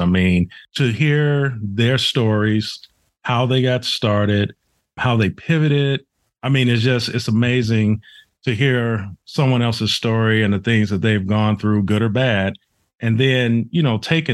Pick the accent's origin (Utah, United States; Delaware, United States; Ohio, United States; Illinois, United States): Illinois, United States; Chicago; moved away; I'm originally from Chicago